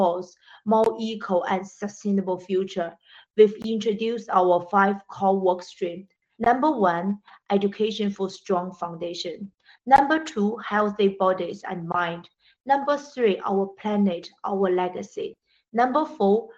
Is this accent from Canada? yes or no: no; China; moved away; also born or lived in Britain / Africa; I grew up in China, educated in Britain, and worked in more than 10 years in Africa.